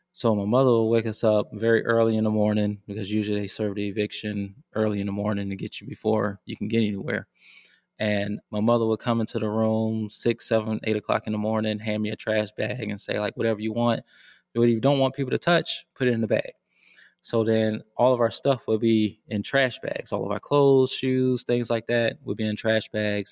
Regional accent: Decatur, Georgia, United States; moved away as an adult; also born or lived in North Carolina; I grew up in Decatur, Georgia

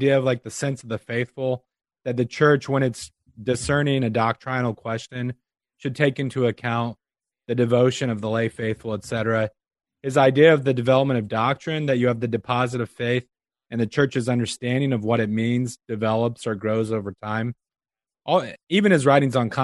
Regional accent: Omaha, Nebraska, United States; moved away as an adult; also born or lived in Pittsburgh, Pennsylvania; now in Des Moines, United States; I grew up in Omaha, and my family still lives there

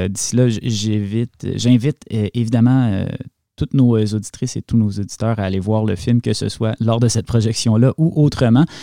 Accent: Hafnarfjordur, Capital Region, Iceland; Moi, je viens ici, je suis de Hafnarfjord en Islande pour faire la course et là, j'attends Eria.

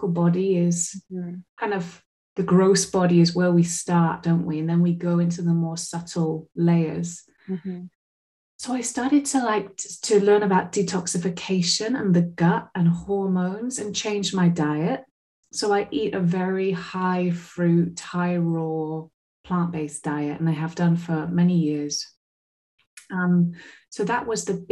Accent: Glastonbury, South West England, United Kingdom; now in Portugal; when I was a little girl growing up in Somerset

